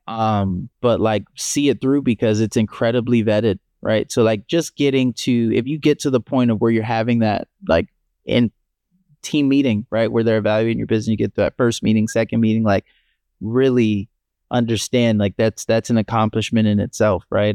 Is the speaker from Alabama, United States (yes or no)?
no; Columbia, Maryland, United States; also born or lived in Pittsburgh, Pennsylvania / Miami, Florida; now in Buffalo, United States; growing up in Columbia, Maryland, where we grew up, and being born in Pittsburgh